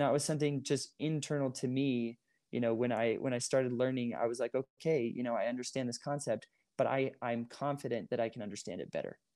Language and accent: English; Moorestown, New Jersey, United States; moved away as an adult; also born or lived in Utah County, Utah; I grew up in Moorestown